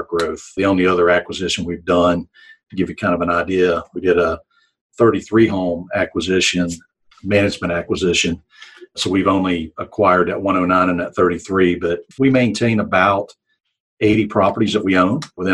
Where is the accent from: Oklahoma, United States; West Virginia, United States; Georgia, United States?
West Virginia, United States; moved away as an adult; now in Alabama, United States; I grew up in West Virginia. I'm a transplant to Alabama.